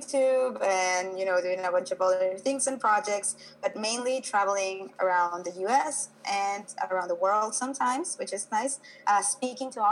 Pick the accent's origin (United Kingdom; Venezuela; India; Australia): Venezuela; moved away as an adult; now in United States; I am originally from Venezuela. I moved to the U.S. like about 10 years ago.